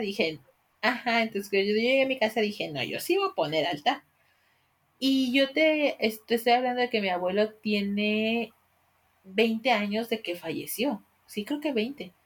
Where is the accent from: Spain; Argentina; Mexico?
Mexico; como mexicanos